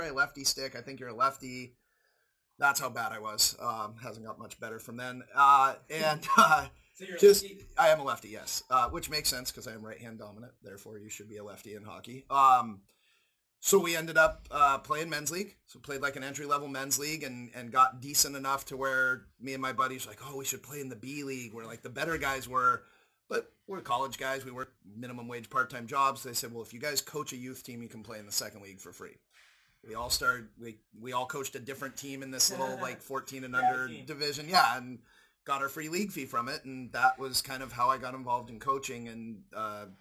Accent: Northern California, United States; I'm from Northern California. Lived about 15 miles from Santa Cruz.

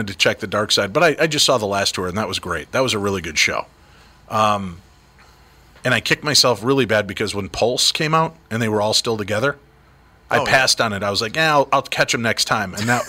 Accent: Illinois, United States; when I first moved up to the Twin Cities, because I'm from Illinois originally, my buddy Tim took me to First Avenue

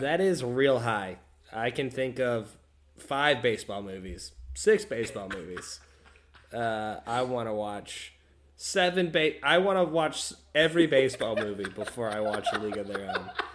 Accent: Texas, United States; we're from Texas. We played football.

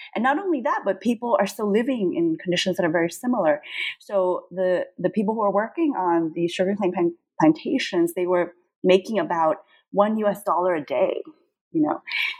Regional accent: São Paulo, Brazil; born there; I was born in Sao Paulo, Brazil. And so for me, Brazilian culture has always been very much part of who I am and my sense of just identity.

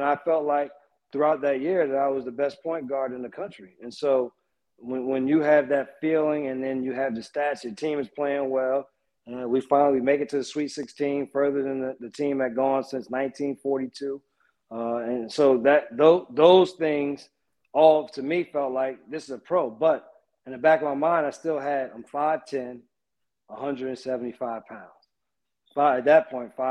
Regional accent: East Orange, New Jersey, United States; moved away; also born or lived in Charlotte; I'm from East Orange

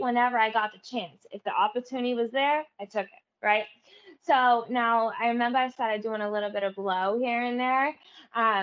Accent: Everett, United States; when I was growing up in Everett

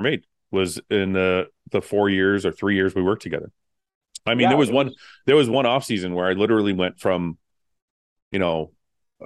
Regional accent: Windsor, Ontario, Canada; growing up in Windsor, I was born in Canada

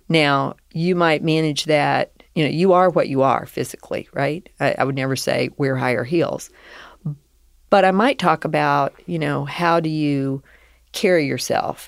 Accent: the South, United States; accent: Southern; I was raised in the South

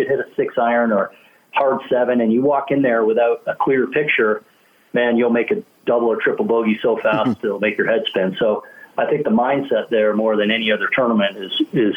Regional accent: Canada; as a kid growing up in Canada

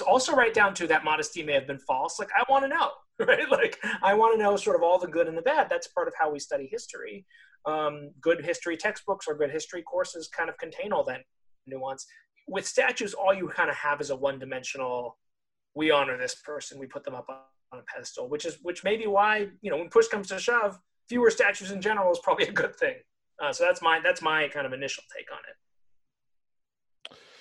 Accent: California, United States; growing up in California

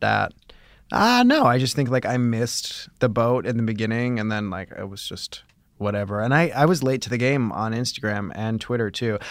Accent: Chicago, Illinois, United States; moved away; I grew up in Chicago

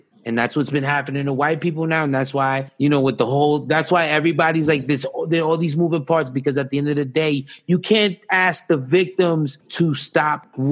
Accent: New York, United States; I grew up on the Upper East Side

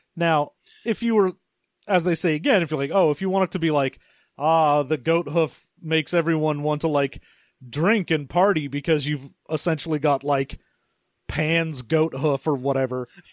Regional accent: California, United States; as a Californian

